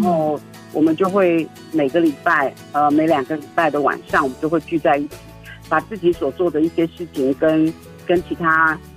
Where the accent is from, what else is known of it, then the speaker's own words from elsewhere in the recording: Taiwan; 我是来自大安溪流域的泰雅族